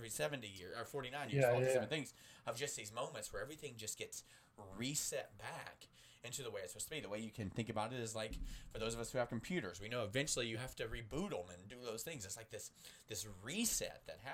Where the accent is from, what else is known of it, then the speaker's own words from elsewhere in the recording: United States; we're American